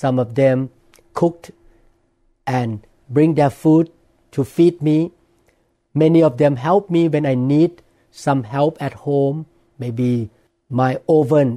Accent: Thailand; English is a second language; now in Seattle, United States; I grew up in Thailand

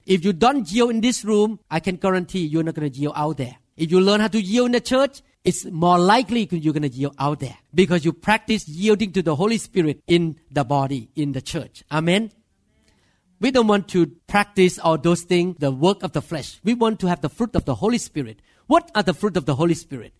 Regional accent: Thailand; English is a second language; moved away as an adult; now in United States; I'm Thai.

